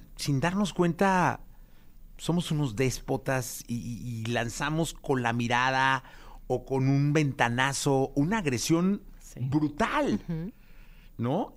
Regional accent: Mexico; como mexicano

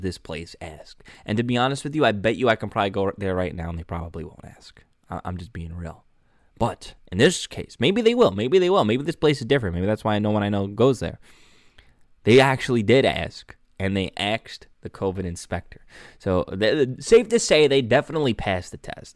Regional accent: New York City, New York, United States; moved away; my hometown Staten Island

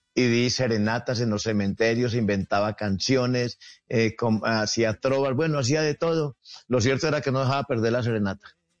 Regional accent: Ceilán, Valle del Cauca, Colombia; soy de Ceilán Valle

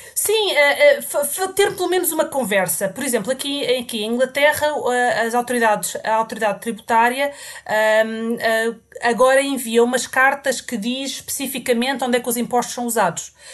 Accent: Portugal; moved away as an adult; also born or lived in England; now in United Kingdom; eu saí de Portugal uh, quando acabei, uh, pouco depois de ter acabado a faculdade

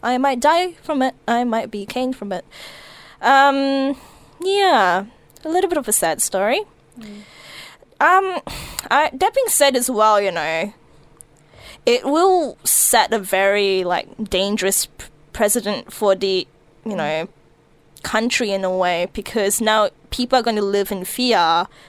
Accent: Malaysia; also born or lived in New Zealand; Look, I grew up in Malaysia a bit. I grew up in New Zealand a bit.

